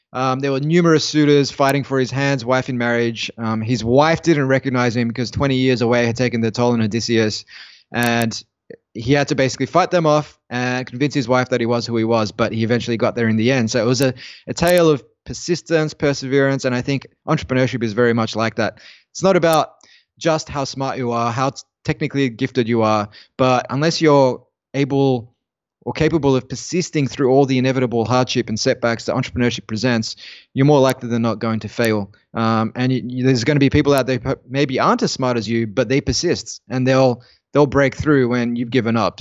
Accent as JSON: {"language": "English", "country": "Australia", "said": "as an Australian"}